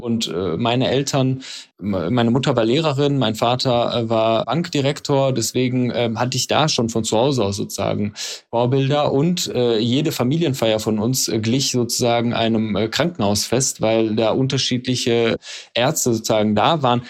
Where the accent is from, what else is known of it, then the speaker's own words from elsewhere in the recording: Dorsten, North Rhine-Westphalia, Germany; moved away as an adult; also born or lived in Iran / Trier / Sweden; da bin ich aufgewachsen. Allerdings bin ich im Iran geboren. Die ersten fünf Jahre meines Lebens habe ich im Iran verbracht und dann bin ich in Dorsten aufgewachsen